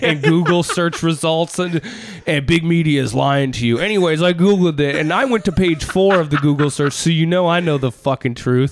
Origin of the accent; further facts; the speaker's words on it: Minneapolis, Minnesota, United States; I'm from Minneapolis